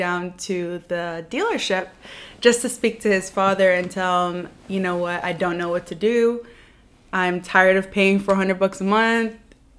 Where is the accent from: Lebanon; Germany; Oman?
Lebanon; moved away; also born or lived in Virginia, United States; So I was born in the United States, Virginia. And I was there for about a year before I went down to Lebanon with my family.